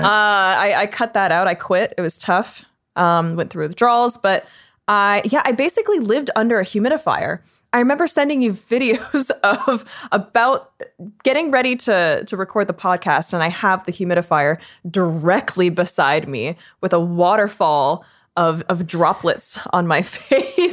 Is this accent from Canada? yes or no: yes; Canada; I'm Canadian